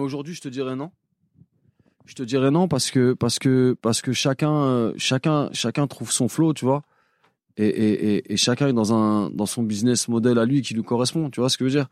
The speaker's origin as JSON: {"language": "French", "town": "Paris", "region": "Île-de-France", "country": "France", "said": "je suis de Paris"}